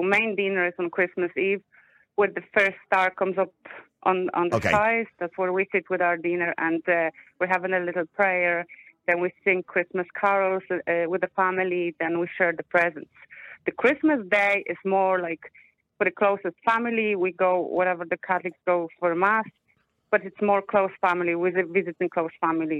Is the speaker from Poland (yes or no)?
yes; Poland; now in Ireland; I'm Polish.